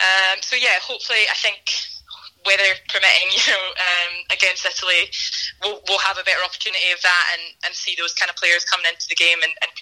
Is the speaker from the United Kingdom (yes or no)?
yes; Scotland, United Kingdom; I'm the worst Scot ever.